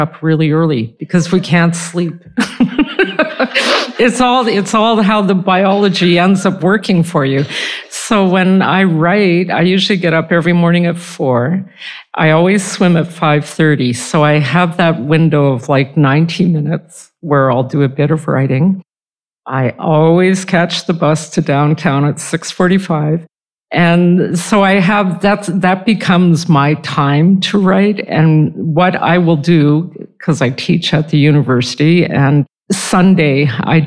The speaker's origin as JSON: {"language": "English", "town": "Edmonton", "region": "Alberta", "country": "Canada", "moved": "yes"}